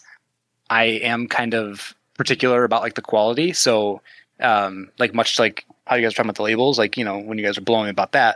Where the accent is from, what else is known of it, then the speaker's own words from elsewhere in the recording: Midwest Canada, Canadian Prairies, Canada; accent: Midwest Canadian; Midwest Canadian accent